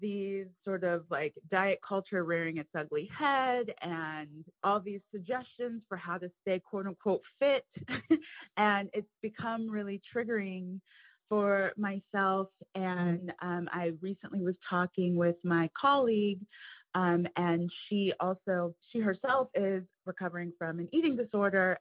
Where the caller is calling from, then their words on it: Cincinnati, Ohio, United States; I am calling from Cincinnati, Ohio